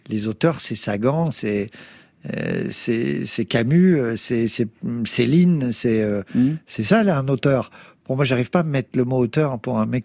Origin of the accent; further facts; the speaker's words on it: Bourgogne-Franche-Comté, France; also born or lived in Beauvais; je suis né dans l'Oise, à Beauvais, et après, je suis parti dans l'est. Euh, euh, à Montbéliard, Belfort, machin. Dans, j'ai grandi dans les HLM de l'Est de la France. Et après, on s'est barré dans le Sud et je me sens profondément du Sud